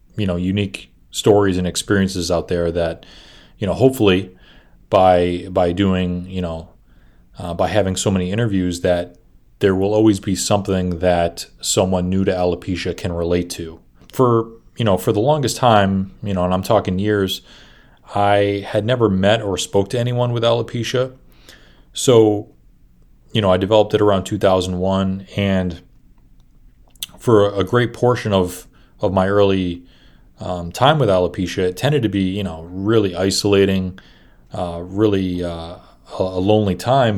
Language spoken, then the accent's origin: English; Boston, Massachusetts, United States; I'm from Boston